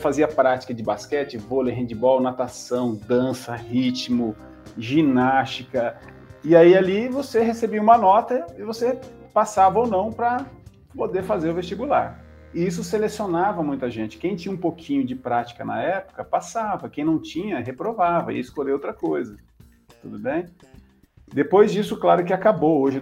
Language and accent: Portuguese; Centenário do Sul, Paraná, Brazil; porque eu sou natural do norte do Paraná, uma cidadezinha perto de Londrina, Centenário do Sul